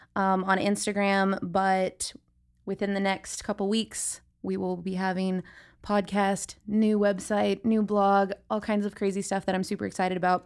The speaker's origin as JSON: {"language": "English", "town": "San Diego", "region": "California", "country": "United States", "tie": "born or raised there", "also_born_or_lived": "Los Angeles", "said": "I grew up here in San Diego"}